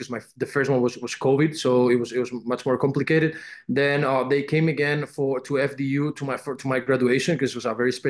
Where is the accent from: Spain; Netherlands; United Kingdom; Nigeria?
Spain; Castellón de la Plana, Valencian Community; born or raised there; English is a second language; moved away as an adult; also born or lived in Benicàssim, Spain; now in United States